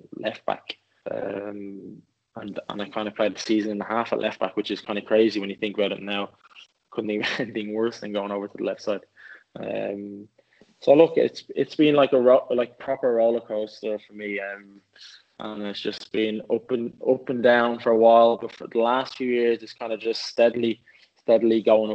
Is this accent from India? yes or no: no; Swords, Leinster, Ireland; also born or lived in Dublin; now in England; I'm from Swords. My family still lives there now